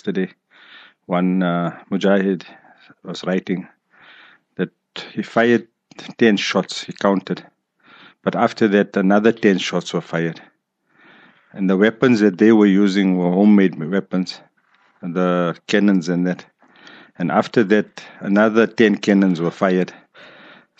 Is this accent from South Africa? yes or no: yes; South Africa; South Africa